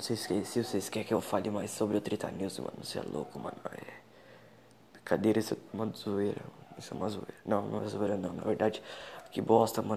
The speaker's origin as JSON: {"language": "Portuguese", "town": "São Roque", "region": "São Paulo", "country": "Brazil", "said": "Eu sou aqui de São Roque"}